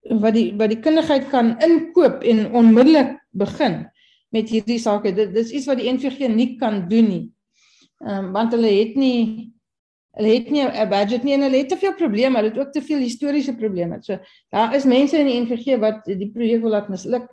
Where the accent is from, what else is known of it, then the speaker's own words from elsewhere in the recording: Kimberley, Northern Cape, South Africa; Ek kom van Kimberley